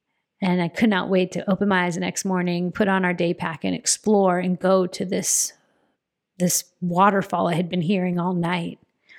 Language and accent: English; Phoenix, Arizona, United States; I'm a girl from Central Phoenix, Arizona, who did not grow up camping, going outdoors.